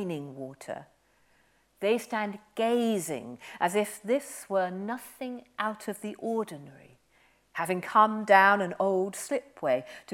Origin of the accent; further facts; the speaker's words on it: Aberystwyth, Wales, United Kingdom; also born or lived in Herefordshire; I grew up by the Atlantic. I grew up in Aberystwyth